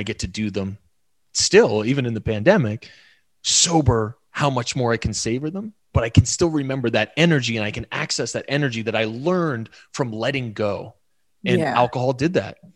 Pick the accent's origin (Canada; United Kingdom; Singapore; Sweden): Canada; we're Canadian